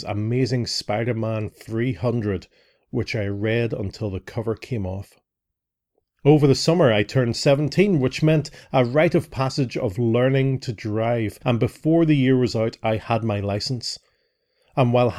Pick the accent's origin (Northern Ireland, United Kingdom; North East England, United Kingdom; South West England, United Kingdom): Northern Ireland, United Kingdom; growing up in Northern Ireland